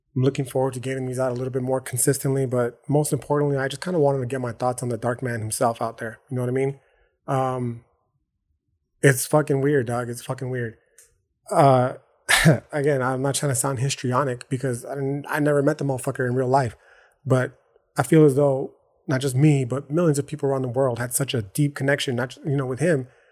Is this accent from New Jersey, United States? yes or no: no; El Paso, Texas, United States; I live in El Paso, Texas